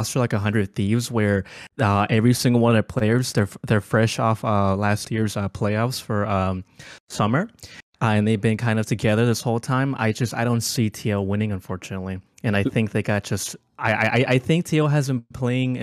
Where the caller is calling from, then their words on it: Houston, Texas, United States; I'm calling from Houston